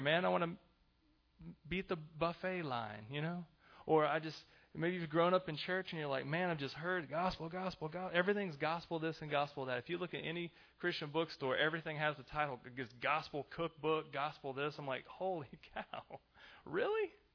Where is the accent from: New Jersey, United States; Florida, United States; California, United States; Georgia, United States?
Georgia, United States; Augusta; I come back here